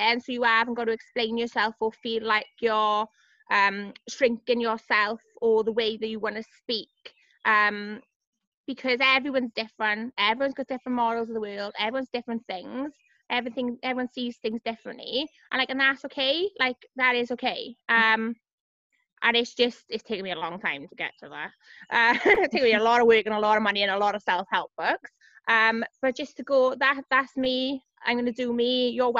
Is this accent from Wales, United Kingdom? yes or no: yes; Cardiff, Wales, United Kingdom; It was growing up in Cardiff.